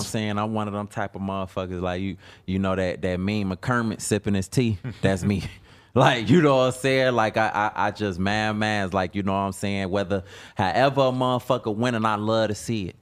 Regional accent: Chicago, Illinois, United States; I'm from Chicago

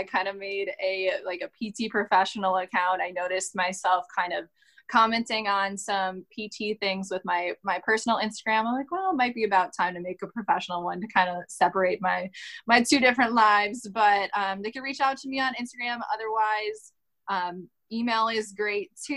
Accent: Wisconsin, United States

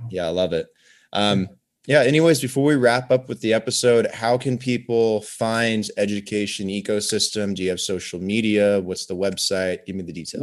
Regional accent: Oregon, United States; moved away as an adult; also born or lived in Medellin, Colombia; now in Las Vegas, United States; I grew up in Oregon

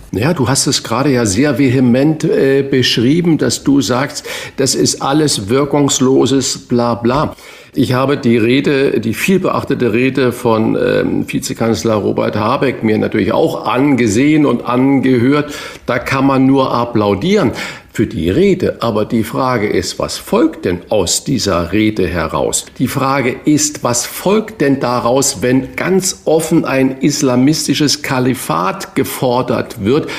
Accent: Northern Germany, Germany; als Norddeutscher

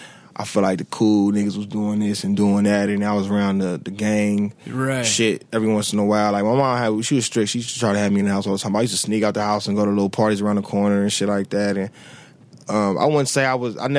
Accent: Los Angeles, California, United States; also born or lived in Inglewood, California / Redondo Beach, California; I lived in Englewood till I was six. Six, I moved over to 65th and Western. I've been living there since

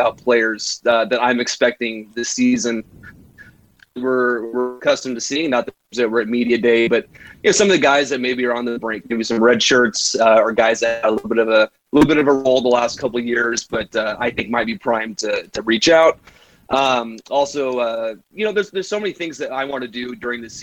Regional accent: Salem, Oregon, United States; we grew up in the Salem area

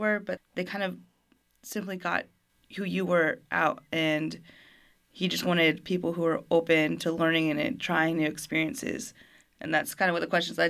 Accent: Fort Worth, Texas, United States; also born or lived in Germany; And I'm a military brat, so I grew up overseas in Germany for almost a decade and then came back to Fort Worth and to States.

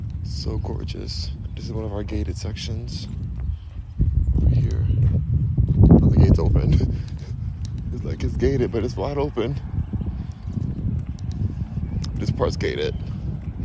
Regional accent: Los Angeles, California, United States; also born or lived in Houston, Texas; I'm from Los Angeles, but I'm in Houston, Texas right now

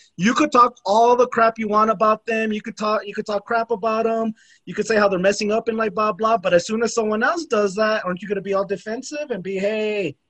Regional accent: El Paso, Texas, United States; There's El Paso ISD, Isleta ISD. That's where I'm from. Puro Isleta Indios.

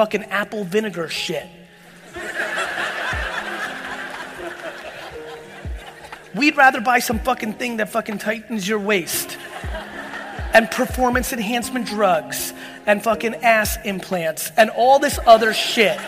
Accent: Edison, New Jersey, United States; born or raised there; also born or lived in Soviet Union

